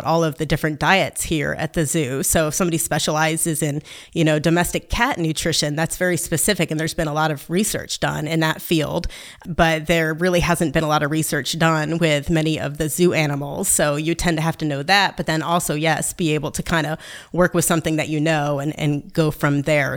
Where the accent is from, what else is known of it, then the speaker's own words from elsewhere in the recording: New York, United States; I am from New York State